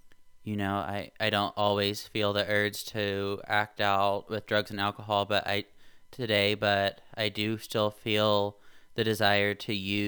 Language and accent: English; Indiana, United States; So I grew up in Indiana. I moved away for college.